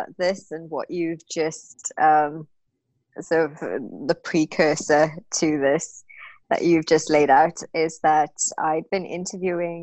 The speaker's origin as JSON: {"language": "English", "country": "South Africa", "tie": "born or raised there", "moved": "as an adult", "lives_now": "United Kingdom", "said": "My background, I'm from South Africa. I come from very sort of humble beginnings"}